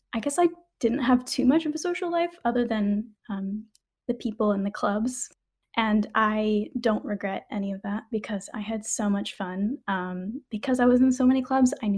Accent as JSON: {"language": "English", "region": "Washington", "country": "United States", "tie": "born or raised there", "moved": "yes", "said": "I was born in Washington State"}